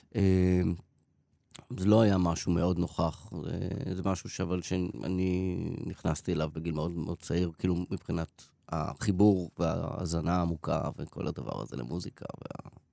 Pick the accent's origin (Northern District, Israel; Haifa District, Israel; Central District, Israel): Haifa District, Israel; Haifa; אני גדלתי בקריית חיים